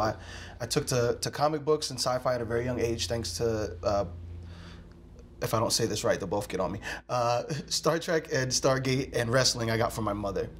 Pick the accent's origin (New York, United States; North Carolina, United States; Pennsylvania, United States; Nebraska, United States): Pennsylvania, United States; Philadelphia; my life growing up in Philadelphia